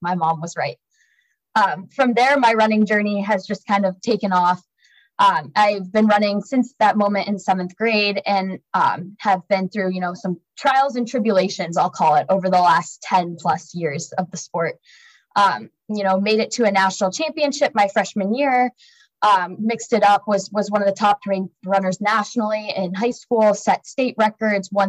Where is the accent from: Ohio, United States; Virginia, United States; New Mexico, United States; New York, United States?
Ohio, United States; Dayton; I'm originally from Ohio. I grew up in Dayton, Ohio